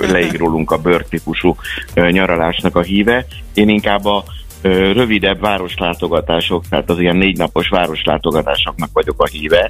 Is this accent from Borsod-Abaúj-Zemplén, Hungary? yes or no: yes; Miskolc, Borsod-Abaúj-Zemplén, Hungary; mi mind a ketten miskolciak vagyunk, ugye gyerekkorunk óta ö, jóba voltunk